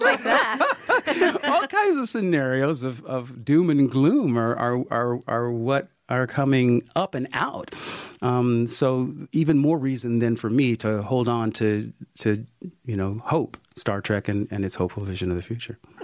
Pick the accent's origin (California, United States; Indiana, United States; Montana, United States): California, United States; Sacramento; a young black kid growing up in Sacramento, California, in the '60s and early '70s